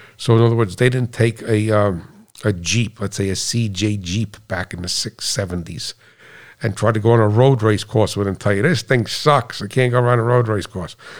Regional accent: United States; being an American

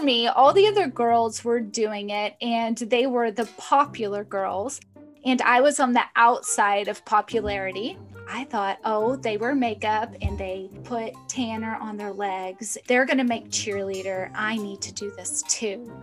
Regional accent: the South, United States; I grew up in the South, it's pretty cutthroat down there

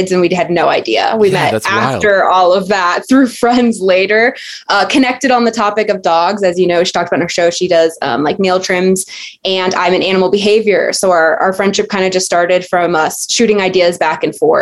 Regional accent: Southern California, United States; also born or lived in Alaska / San Diego; I was born in Southern California, raised in Southern California, went to school in Southern California

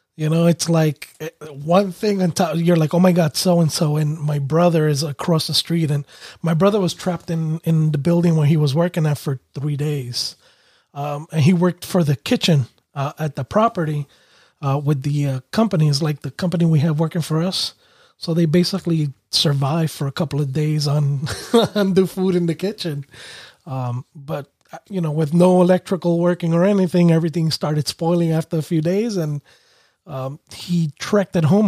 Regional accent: New York City, New York, United States; moved away as an adult; also born or lived in Connecticut; I was raised in Brooklyn

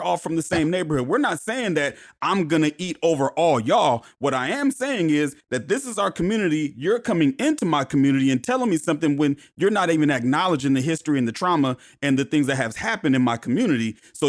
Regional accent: Portland, Oregon, United States; also born or lived in Inglewood, California; I'm from Inglewood, California, but I grew up in Portland. So I grew up in the Columbia Villa.

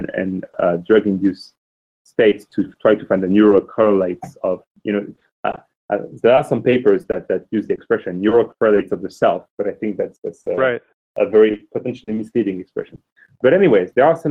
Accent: France; moved away; also born or lived in Oxford; I'm a man from France who lived in Oxford

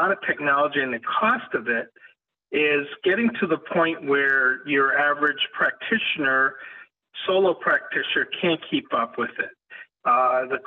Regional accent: southern Maine, United States; moved away as an adult; also born or lived in Florida; I had started a scratch practice in my hometown in southern Maine.

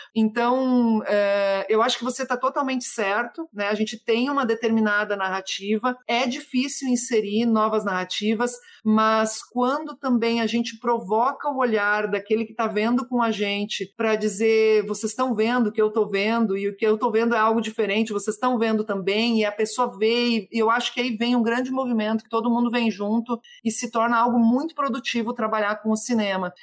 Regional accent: the Brazil–Uruguay border, Rio Grande do Sul, Brazil; lá na minha terra, que é O Banheiro do Papa, na fronteira entre Brasil e Uruguai

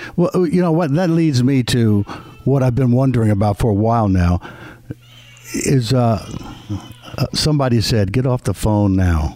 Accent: Philadelphia, Pennsylvania, United States; moved away; I grew up in Philadelphia

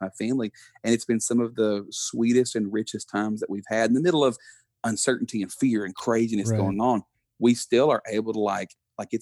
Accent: Buna, Texas, United States; me being born and raised in, we still live, like, we just built a house next to my parents in Buna, Texas.

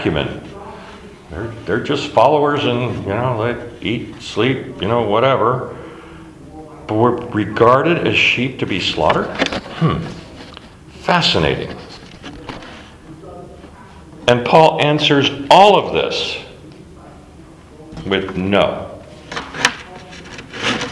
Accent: Alaska, United States; I grew up in Alaska

